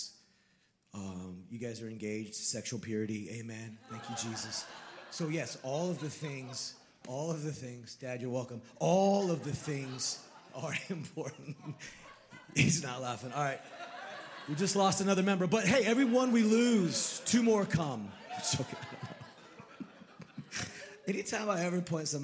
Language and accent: English; Sonoma, California, United States; Born and raised in Sonoma, California.